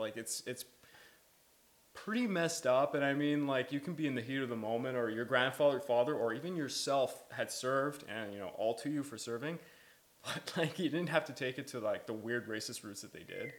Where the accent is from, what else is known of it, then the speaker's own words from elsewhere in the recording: Quebec, Canada; We're all from Quebec.